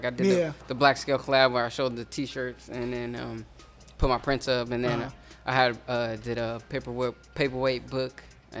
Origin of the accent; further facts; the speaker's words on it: Berkeley, California, United States; I'm basically from Berkeley.